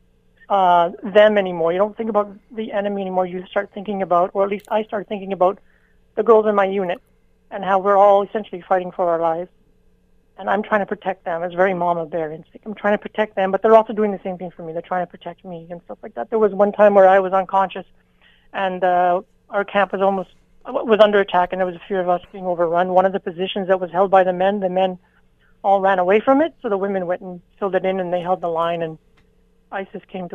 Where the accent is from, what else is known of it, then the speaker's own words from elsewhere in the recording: Canada; I'm Canadian